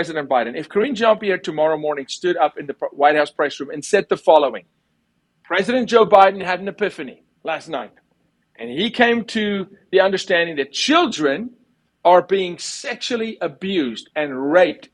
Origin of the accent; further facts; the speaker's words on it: South Africa; moved away; I'm from South Africa. I lived through apartheid. I served in the military